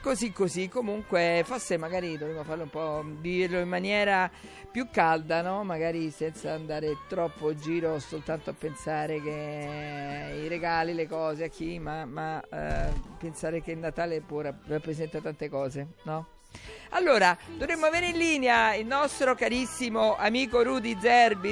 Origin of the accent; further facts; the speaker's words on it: Naples, Campania, Italy; Io che sono napoletana